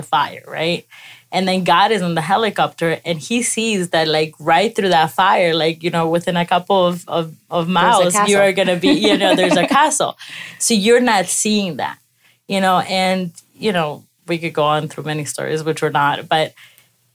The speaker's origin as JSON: {"language": "English", "country": "Ecuador", "tie": "born or raised there", "moved": "yes", "said": "I was raised in Ecuador"}